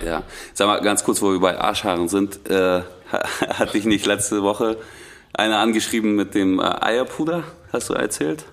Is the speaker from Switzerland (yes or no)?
no; Russia; now in Germany